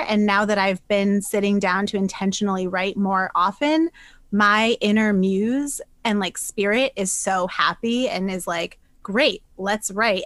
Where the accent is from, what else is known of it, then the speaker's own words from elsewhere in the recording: New Hampshire, United States; moved away as an adult; also born or lived in Boston; I'm from New Hampshire originally. I was in Boston for about I think like nine, ten years, but I'm back to my roots now.